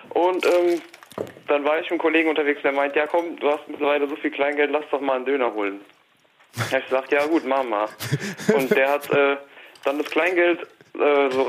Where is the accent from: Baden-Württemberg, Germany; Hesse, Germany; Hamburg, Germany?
Hesse, Germany; Wiesbaden; aber ich komme aus Wiesbaden auch wieder Schröckert, genau.